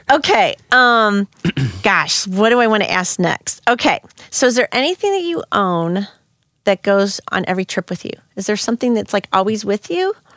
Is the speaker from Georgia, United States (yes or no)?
no; St. Louis, Missouri, United States; also born or lived in Spain; I'm from the middle of the United States